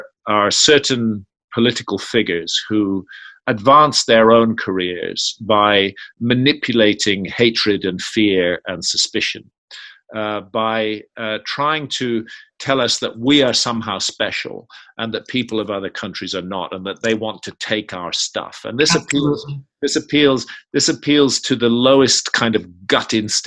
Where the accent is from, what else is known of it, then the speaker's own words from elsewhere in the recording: United Kingdom; I was born in Britain.